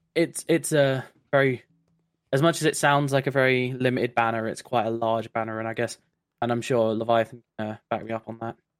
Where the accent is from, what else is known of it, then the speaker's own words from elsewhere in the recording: London, United Kingdom; also born or lived in Brighton; I'm an engineer uh, currently working in Brighton, uh, though I am from London